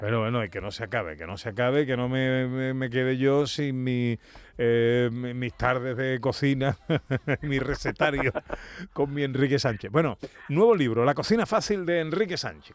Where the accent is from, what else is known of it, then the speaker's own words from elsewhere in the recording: Isla Cristina, Andalusia, Spain; En mi pueblo, en Isla Cristina